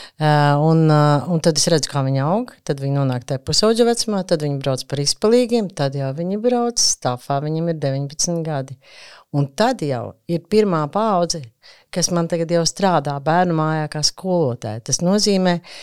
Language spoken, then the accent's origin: Latvian; Riga, Latvia; Es pat esmu piedzīvo, vietējais iedzīvotājs, aborigēns. Es esmu no Zaslauka